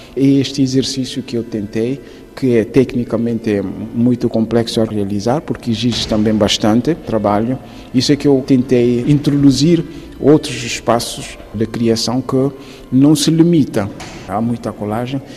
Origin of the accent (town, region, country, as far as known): Guinea-Bissau; moved away